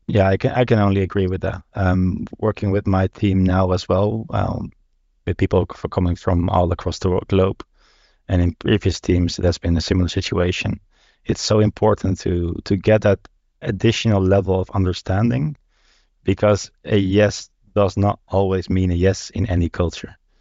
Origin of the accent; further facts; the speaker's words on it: Netherlands; moved away; I am originally Dutch